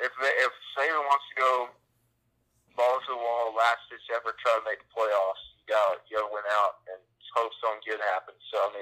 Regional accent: Atlanta, Georgia, United States; my hometown Atlanta Falcons

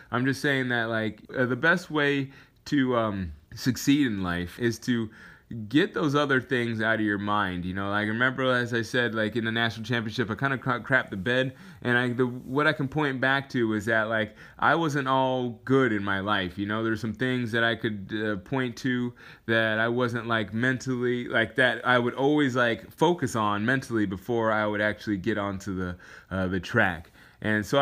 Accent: Alaska, United States; moved away; I came from Alaska.

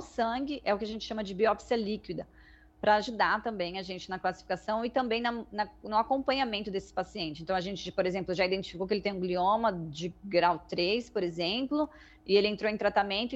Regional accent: Mato Grosso do Sul, Brazil; moved away as an adult; also born or lived in United States; now in Ribeirão Preto, Brazil; sou originalmente de Mato Grosso do Sul, me mudei para cá para cursar a faculdade

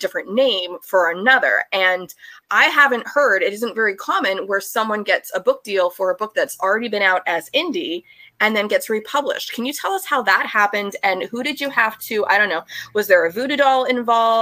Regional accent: United States; as an American.

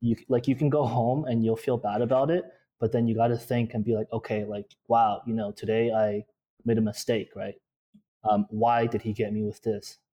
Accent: Toronto, Ontario, Canada; In Toronto, Ontario

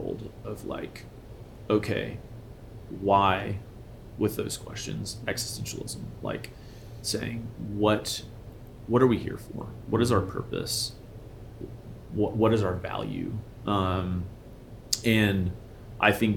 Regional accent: Memphis, Tennessee, United States; moved away as an adult; also born or lived in Pacific Northwest; now in Colorado, United States; I was raised in Memphis, Tennessee, which is an amazing city

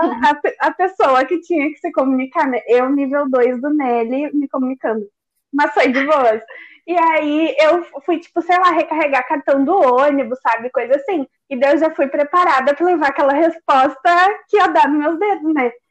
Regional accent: Gaúchos, Rio Grande do Sul, Brazil; nós gaúchos

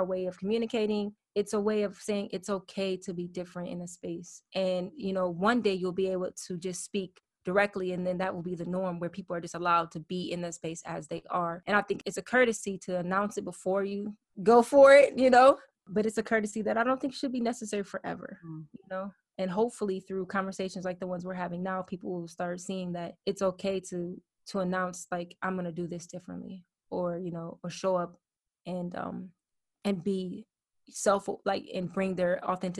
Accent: Michigan, United States; I'm from Michigan.

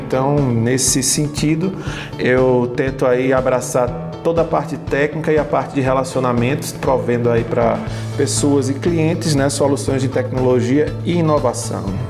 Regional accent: Northeast Region, Brazil; ambos somos nordestinos, nordeste na veia

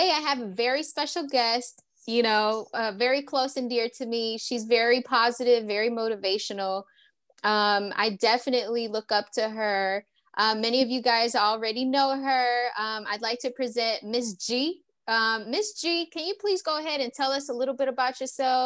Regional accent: Hillsboro, Texas, United States; now in Atlanta, United States; I'm also from Texas, born in Texas, raised here

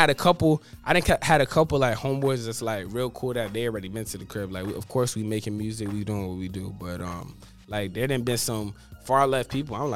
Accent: New York, United States; born there; now in Florida, United States; I was born in New York, and then I moved down to Florida.

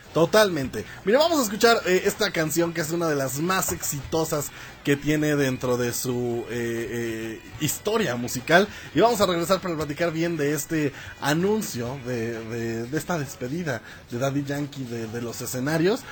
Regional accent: Mexico

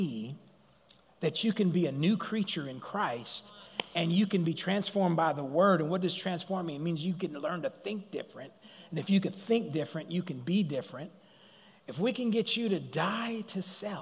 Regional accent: Sacramento, California, United States; being a Mongolian and being from South Sac

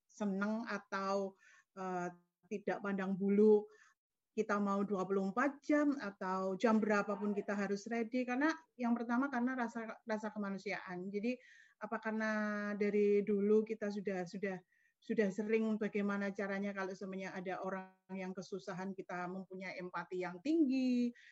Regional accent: Pacitan, East Java, Indonesia; born there; saya lahir di Pacitan 2 Agustus uh, tahun 1977.

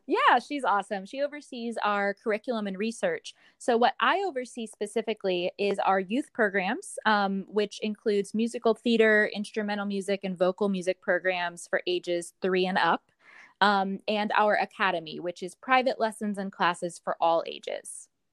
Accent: Columbus, Ohio, United States; moved away; my hometown of Columbus, Ohio

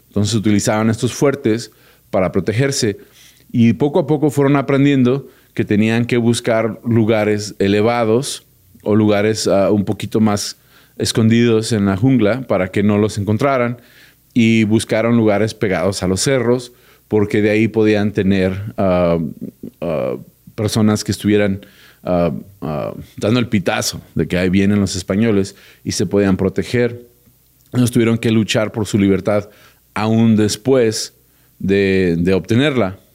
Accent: United States; yo vivo en Estados Unidos y nací en Estados Unidos, mi corazón siempre está aquí en México

